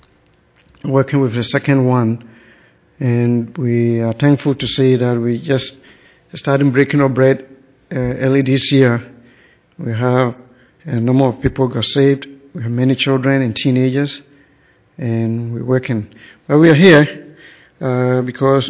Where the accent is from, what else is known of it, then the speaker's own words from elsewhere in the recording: Ghana; moved away as an adult; also born or lived in Burlington, Ontario, Canada; I was born in Ghana, and I came here in 1988